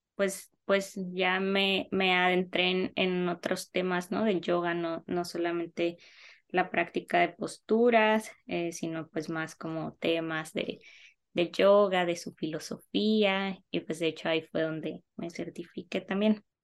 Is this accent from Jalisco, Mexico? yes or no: no; Navojoa, Sonora, Mexico; also born or lived in Mexico City; yo soy de Naujoa, Sonora